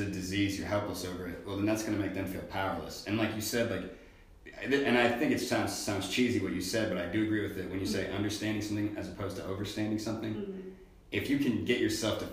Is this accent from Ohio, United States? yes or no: yes; Dayton, Ohio, United States; I grew up in Dayton, Ohio